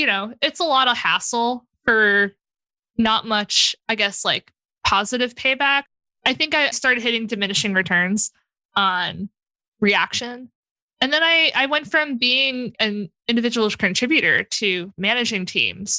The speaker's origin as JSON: {"language": "English", "town": "New York City", "region": "New York", "country": "United States", "said": "I'm from South Brooklyn. Our language is just gotchas and banter and stuff"}